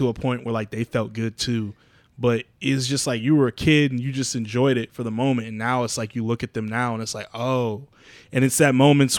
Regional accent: Abilene, Texas, United States; I had this idea of my hometown, my mom's hometown, Abilene, Texas. So that's where we have our reunions and stuff.

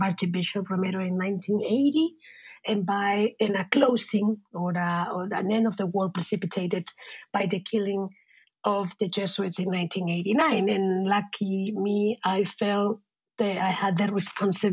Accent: Spain; now in San Francisco, United States

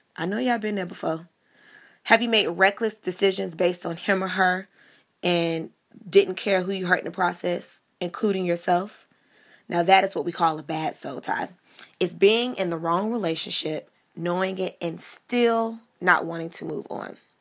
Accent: Miami, Florida, United States; growing up in Miami, I grew up the daughter of two pastors

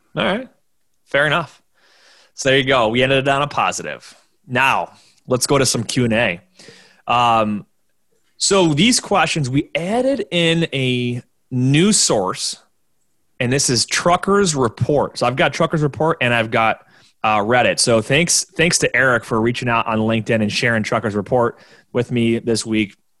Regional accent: Orchard Park, New York, United States; I'm from from Orchard Park, New York, where I'm 20 minutes outside of downtown Buffalo, and the stadium's in the suburbs down the street from me

